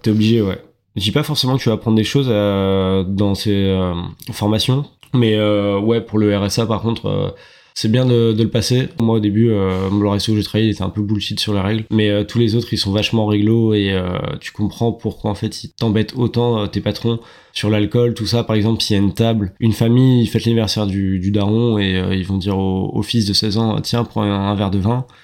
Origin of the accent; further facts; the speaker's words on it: France; moved away as an adult; now in Australia; on est que des Frenchies dans cette boîte